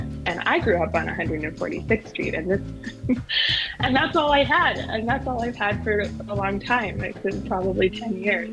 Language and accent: English; Edmonton, Alberta, Canada; I grew up in Crestwood, right beside the MacKinnon